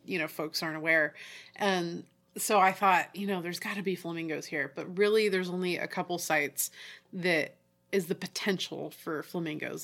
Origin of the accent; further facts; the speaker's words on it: Oregon, United States; also born or lived in Tallahassee / Houston; we're from Oregon